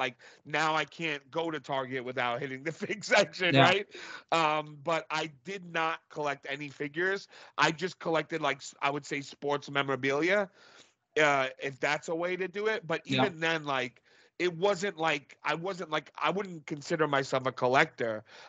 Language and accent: English; New York City, New York, United States; now in Long Island, United States; I'm from Brooklyn. I was raised in Brooklyn my whole life till I was 24, and then I moved to Long Island.